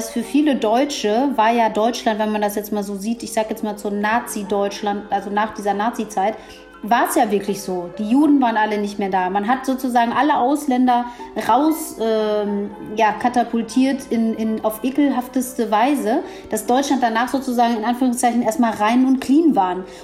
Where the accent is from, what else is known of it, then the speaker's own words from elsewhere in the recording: Ethiopia; born there; Dann sage ich, ja, ich bin in Äthiopien geboren.